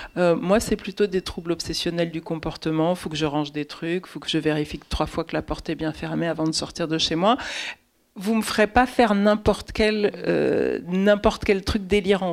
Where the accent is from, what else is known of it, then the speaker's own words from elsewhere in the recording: Paris, Île-de-France, France; Ça, c'est un quartier pas très loin de là où j'ai grandi